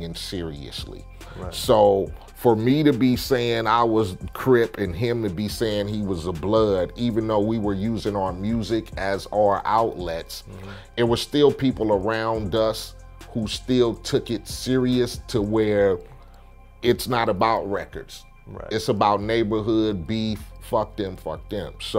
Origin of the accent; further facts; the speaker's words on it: Compton, California, United States; I come from Compton, I gang bang